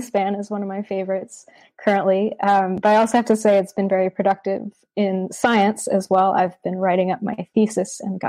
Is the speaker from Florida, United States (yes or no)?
no; Vermont, United States; moved away as an adult; now in Australia; growing up in Vermont, which is a very rural, beautiful, nature-oriented part of the States.